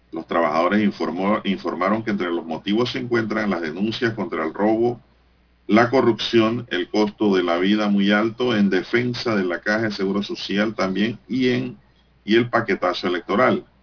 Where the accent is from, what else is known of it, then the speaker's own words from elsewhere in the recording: Panama; Porque al fin y al cabo somos panameños.